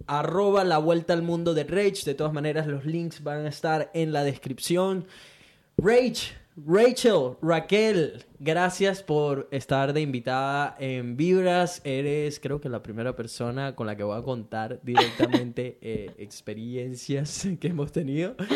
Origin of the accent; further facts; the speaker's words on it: Venezuela; now in Brisbane, Australia; mí como venezolano